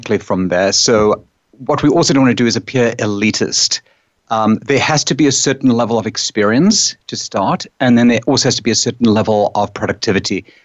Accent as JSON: {"language": "English", "country": "South Africa", "moved": "yes", "lives_now": "New York, United States", "said": "I come from South Africa"}